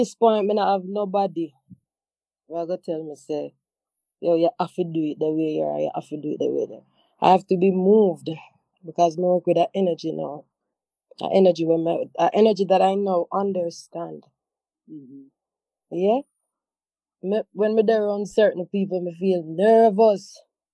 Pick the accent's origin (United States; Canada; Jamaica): Jamaica; Montego Bay, Saint James; I had to go back to Montego Bay, to my home, my hometown, my mother house